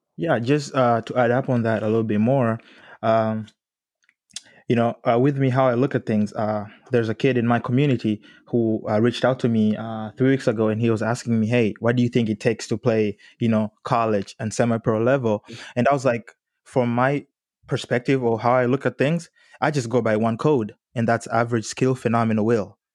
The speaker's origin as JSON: {"language": "English", "country": "Tanzania", "moved": "yes", "said": "I'm originally from Tanzania, and that culture shock when I got here was massive for me"}